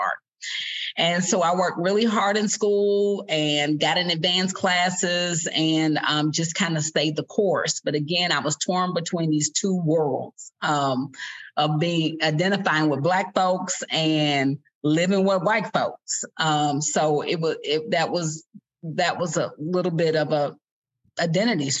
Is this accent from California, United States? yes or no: no; Lexington, Kentucky, United States; my origin story is at 1081 New Circle Road, Lexington, Kentucky, lot 72. I grew up in a trailer park